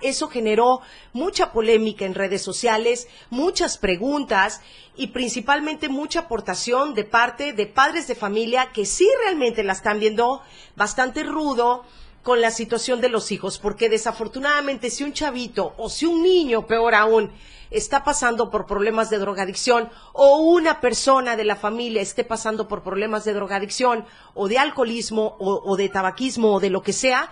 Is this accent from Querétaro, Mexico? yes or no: no; Chiapas, Mexico; Somos chiapanecos, somos arrechos, somos morenitos